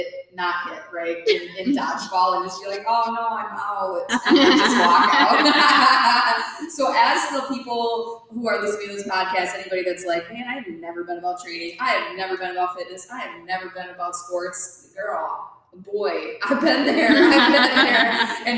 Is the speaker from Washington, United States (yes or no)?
no; Minnesota, United States; I'm from Stuartville, Minnesota